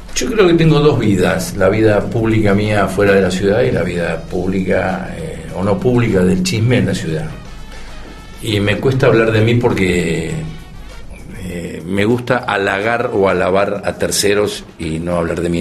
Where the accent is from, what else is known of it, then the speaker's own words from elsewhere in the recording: Argentina; los, argentinos somos difíciles